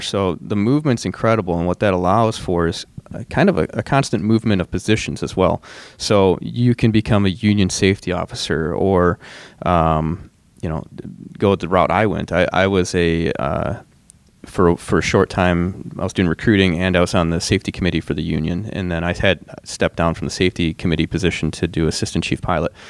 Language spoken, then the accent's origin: English; Michigan, United States; now in Minnesota, United States; I'm from Michigan